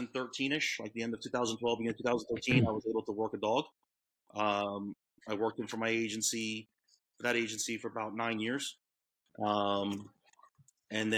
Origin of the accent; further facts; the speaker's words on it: Orlando, Florida, United States; also born or lived in Long Island, New York; I grew up in Orlando.